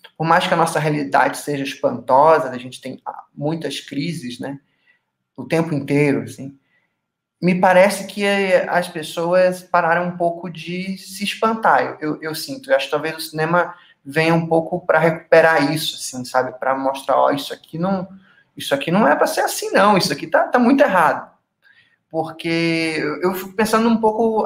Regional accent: Manaus, Amazonas, Brazil; moved away as an adult; now in Curitiba, Brazil; Eu sou nascido e criado em Manaus, mas ali aos 18 anos eu me mudei para Curitiba

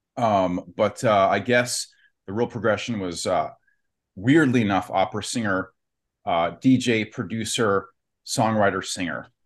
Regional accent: Warren, Ohio, United States; I'm from Youngstown, near Youngstown, Ohio, Warren, Ohio

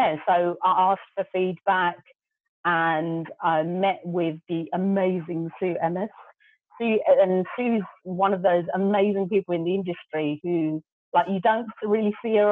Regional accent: London, United Kingdom; first language Gujarati; English is a second language; even though I was born here and I was born in Hackney, my grandmother pretty much kind of brought us up

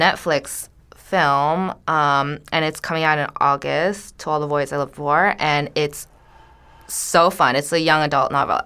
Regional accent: United States; We are Korean American women. We were all born here, um, but we grew up in this Korean American church

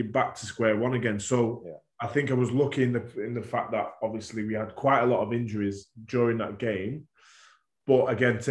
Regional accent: Warrington, North West England, United Kingdom; being a Warrington lad anyway, my passion was to play for my hometown team

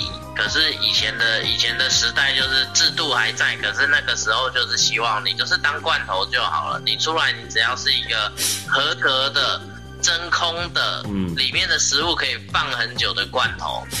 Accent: Taoyuan, Taiwan; 第一次感觉身为桃园人是像摩西一样的待遇，

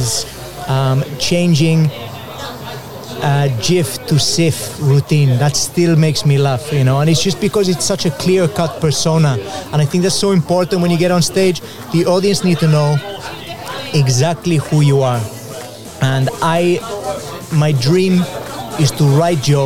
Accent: Mallorca, Balearic Islands, Spain; also born or lived in Wales (mother's origin); now in United Kingdom; I grew up in Mallorca, which was filled with British people

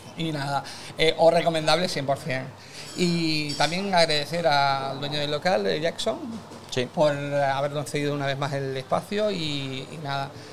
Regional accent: Canary Islands, Spain; nosotros somos canarios

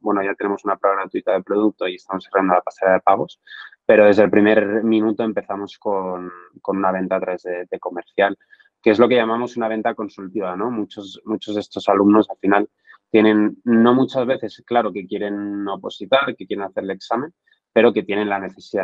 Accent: Barcelona, Catalonia, Spain; moved away as an adult; now in Madrid, Spain; vengo de Barcelona

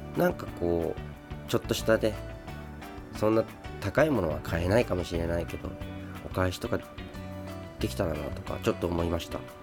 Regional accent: Sapporo, Hokkaido, Japan; moved away as an adult; also born or lived in Saitama; now in Tokyo, Japan; 北海道出身で北海道で生まれ育って21歳まで北海道にいてそれから今こっちに、えー、今は東京に住んでる

